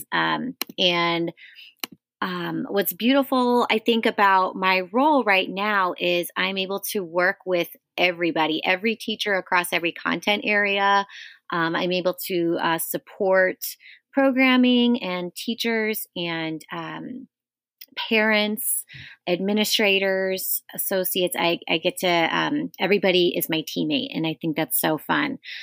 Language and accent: English; Chicago, Illinois, United States; I grew up in Lincoln Square in Chicago